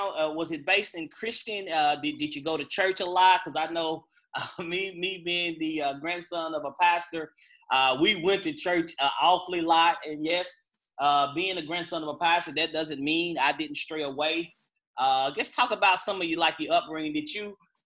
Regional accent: Hopkinsville, Kentucky, United States; our hometown of Hopkinsville, Kentucky

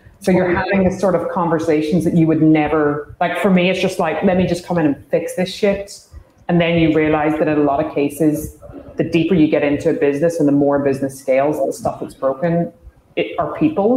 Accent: Ireland; I'm Irish

